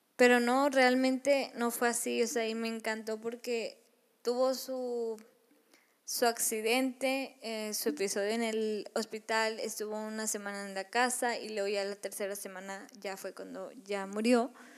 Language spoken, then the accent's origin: Spanish; Monterrey, Nuevo León, Mexico; yo soy de Monterrey